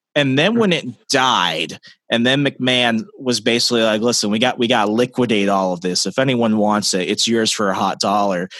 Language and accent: English; Arizona, United States; moved away; I'm originally from Arizona